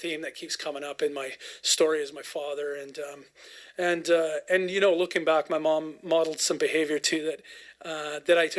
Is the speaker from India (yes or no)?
no; Cobble Hill, Cowichan area, British Columbia, Canada; also born or lived in Vancouver; I grew up in Caldwell Hill, Cowichan area. I was born in Vancouver, but moved here. I was still in diapers